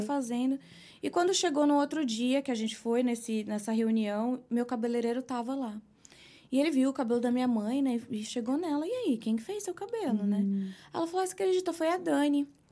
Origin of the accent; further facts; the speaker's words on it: São Bernardo do Campo, São Paulo, Brazil; moved away as an adult; now in New York, United States; sou de São Paulo, nasci na Lapa. Uhum. Passei a maior parte da minha vida no ABC, São Bernardo do Campo